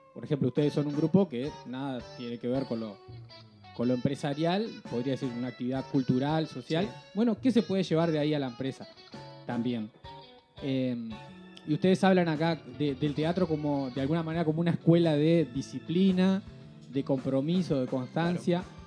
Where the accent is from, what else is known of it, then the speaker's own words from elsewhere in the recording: Rosario, Colonia, Uruguay; nosotros como, como rosarinos recibirles acá en el estudio de Rosario FM